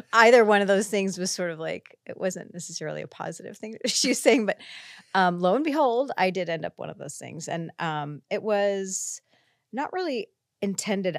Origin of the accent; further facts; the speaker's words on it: Iowa, United States; moved away as an adult; also born or lived in California; I came out from Iowa to a college in California